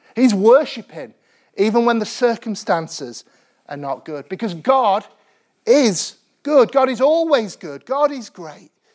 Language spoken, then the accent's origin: English; Sheffield, Yorkshire and the Humber, United Kingdom; I grew up in Sheffield in the nineteen nineties